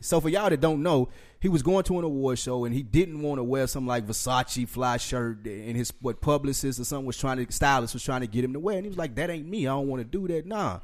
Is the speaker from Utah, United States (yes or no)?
no; Nashville, Tennessee, United States; I'm from Nashville